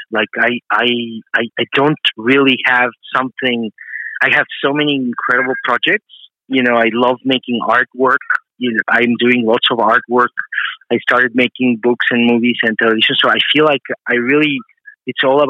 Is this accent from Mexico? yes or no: yes; Mexico; now in New York, United States; I live in New York, but I grew up in Mexico